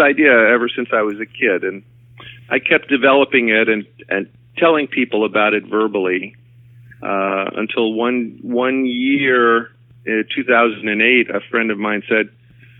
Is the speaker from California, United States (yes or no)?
no; Schenectady, New York, United States; moved away as an adult; also born or lived in Brooklyn, New York; I was born in Brooklyn, New York, and my parents, when I was about 2 years old, moved to upstate New York, to Schenectady, New York, where I grew up and went to school